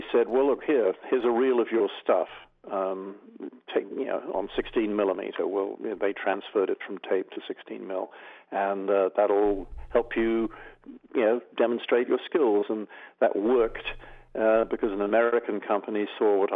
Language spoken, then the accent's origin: English; England, United Kingdom; moved away as an adult; also born or lived in Australia; I grew up in England, but I then moved to the land of my father when I was just 19 turning 20, and I went to Australia